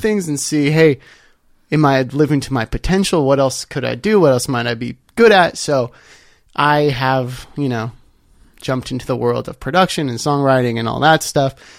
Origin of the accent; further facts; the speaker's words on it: Los Angeles, California, United States; I am a Los Angeles native.